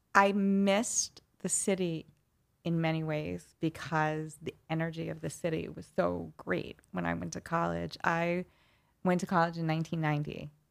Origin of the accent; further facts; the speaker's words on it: New York City, New York, United States; accent: New York accent; I grew up in Flushing in Queens.